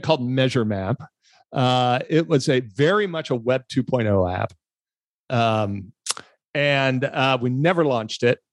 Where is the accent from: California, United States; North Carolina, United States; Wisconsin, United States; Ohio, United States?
California, United States; Los Angeles; when I was a kid, I grew up in Los Angeles